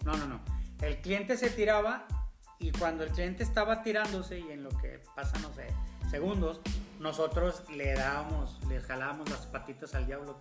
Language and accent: Spanish; Monterrey, Nuevo León, Mexico; hacemos nosotros como, regios